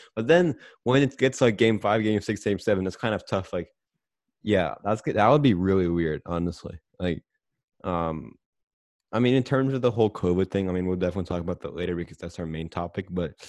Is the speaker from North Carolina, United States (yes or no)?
yes; Charlotte, North Carolina, United States; They're my hometown team.